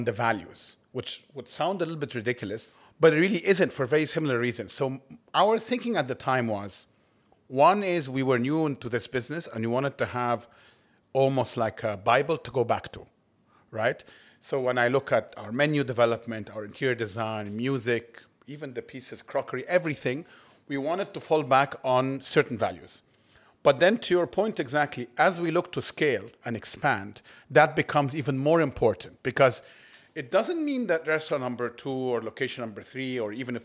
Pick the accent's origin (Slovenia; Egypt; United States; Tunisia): Egypt; Cairo, Cairo Governorate; I know what it's like to grow up in Cairo